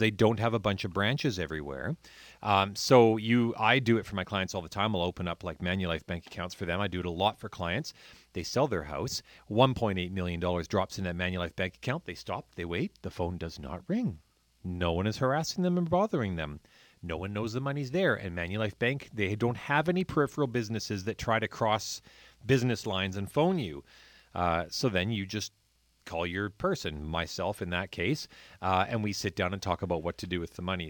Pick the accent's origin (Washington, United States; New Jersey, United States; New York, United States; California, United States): Washington, United States; Point Roberts; I grew up in Point Roberts where our cabin, um, we had had down there since nineteen twenty-eight